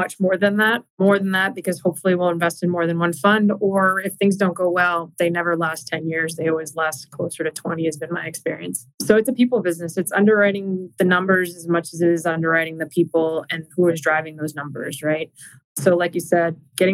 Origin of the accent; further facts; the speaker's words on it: Arlington, United States; We grew up in Arlington